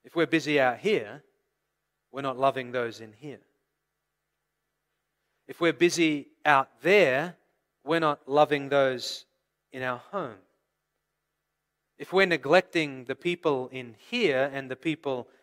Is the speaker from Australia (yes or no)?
yes; Australia; moved away; also born or lived in California; I come from Australia originally, the land of bushfires.